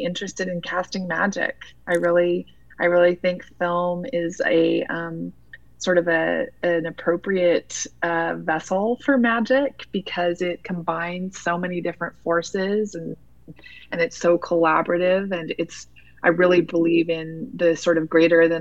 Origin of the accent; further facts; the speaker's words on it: Utah, United States; also born or lived in New York City; I grew up in Utah